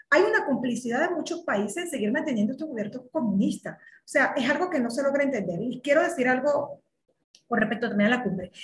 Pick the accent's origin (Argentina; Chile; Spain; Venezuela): Venezuela; moved away as an adult; now in Mexico; como migrante venezolana, no soy cubana